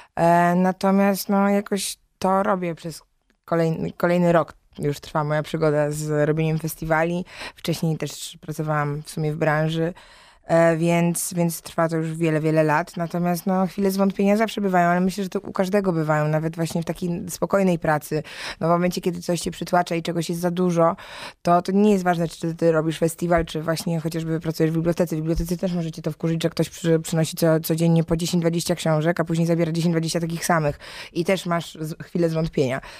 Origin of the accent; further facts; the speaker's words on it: Silesian Voivodeship, Poland; moved away; ja jestem ze Śląska, więc ogólnie Śląsk jest mi dobrze znany, a moi rodzice mieszkają w Gliwicach